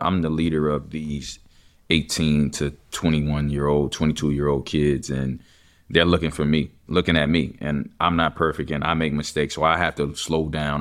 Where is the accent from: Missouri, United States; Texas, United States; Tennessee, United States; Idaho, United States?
Texas, United States; I'm from Texas